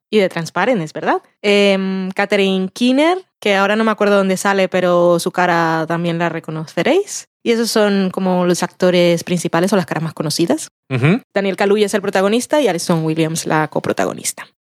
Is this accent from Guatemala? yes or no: no; Colombia; soy colombiana